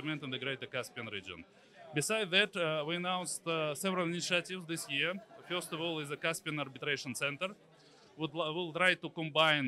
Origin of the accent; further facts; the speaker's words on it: Turkmenistan; moved away; I'm from Turkmenistan, for example, originally.